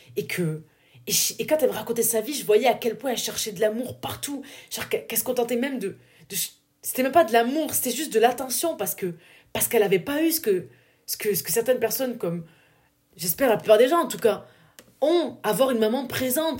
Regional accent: southern France, France; accent: du sud; mon accent du sud est ressorti

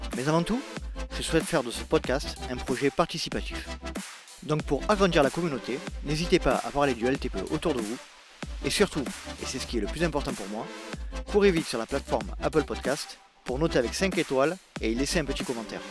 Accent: southern France, France; also born or lived in Loire-Atlantique (parents); je suis né dans le sud de la France

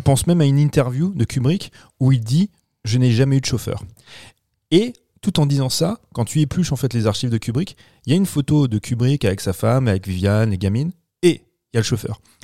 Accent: France; chez nous en France

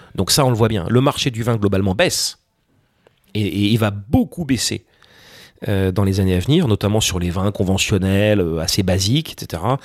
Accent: France; quand on est français

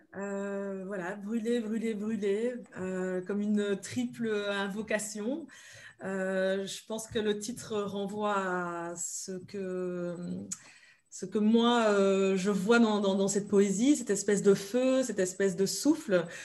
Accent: Belgium; also born or lived in Democratic Republic of the Congo; je suis belge, belgo-congolaise

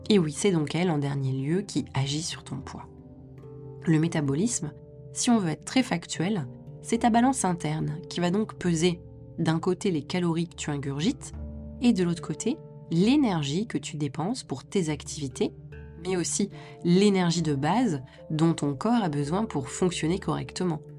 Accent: France; En tant que Français, dans le pays qui affiche pour valeur principale l'égalité, ça ne passe pas.

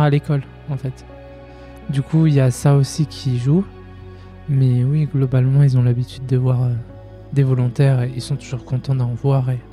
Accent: France; je suis de Vorep

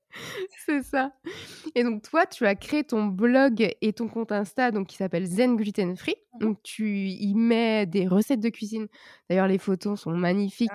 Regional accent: Brittany, France; je suis bretonne

